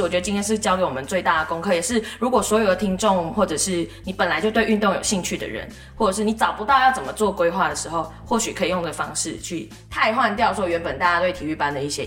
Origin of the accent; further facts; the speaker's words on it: Malaysia; now in Taiwan; 我是马来西亚人，所以我聊到运动就会聊到小时候的体育课